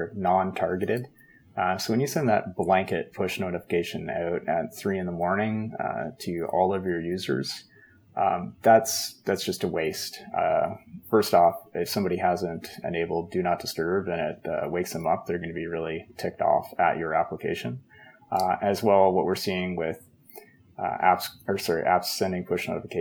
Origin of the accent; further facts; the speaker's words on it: Canada; I'm Canadian